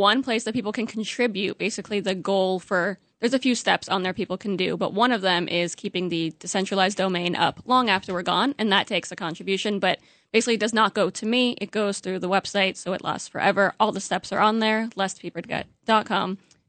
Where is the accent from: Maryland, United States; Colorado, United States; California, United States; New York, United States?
New York, United States; now in Florida, United States; Luckily, I grew up here in New York